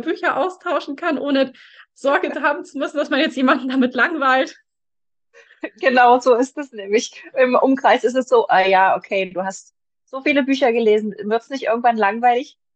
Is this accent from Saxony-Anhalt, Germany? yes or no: yes; Magdeburg, Saxony-Anhalt, Germany; Ich komme aus Magdeburg